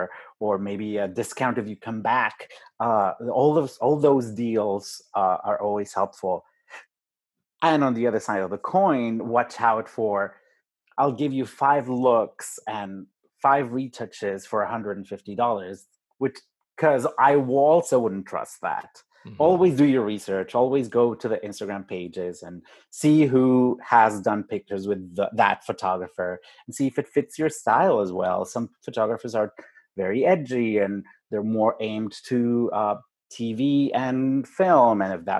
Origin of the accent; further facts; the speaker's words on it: Mexico City, Mexico; moved away; I'm from Mexico City, with a different accent.